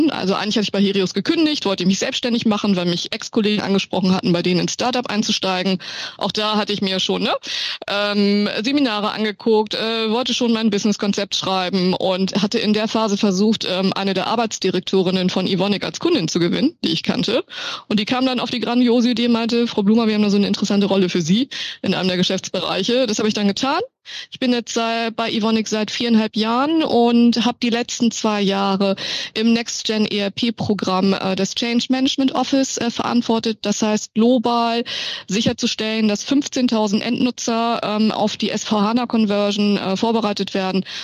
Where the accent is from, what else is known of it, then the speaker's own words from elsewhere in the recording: Hamburg, Germany; born there; Man kann es nicht sehen, aber meine Eltern sind Chinesen. Ich bin geboren in Hamburg, ich glaube, das hört man auch ein bisschen.